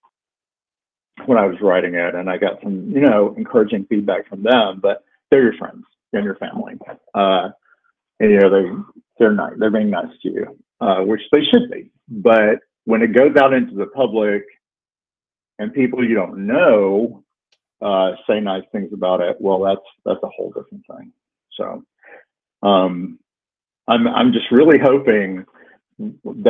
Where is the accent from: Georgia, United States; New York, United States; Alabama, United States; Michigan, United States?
Georgia, United States; moved away as an adult; also born or lived in Athens, Georgia / Atlanta, Georgia; now in West Virginia, United States; go to a college town before I could really be myself. But that college town happened to be Athens, Georgia